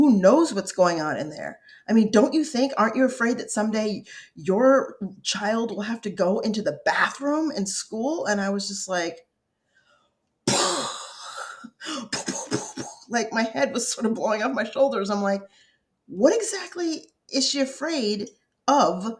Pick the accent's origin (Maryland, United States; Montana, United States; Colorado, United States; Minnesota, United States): Colorado, United States; also born or lived in upstate New York; growing up in Colorado and in the tiny town in upstate New York that we grew up in first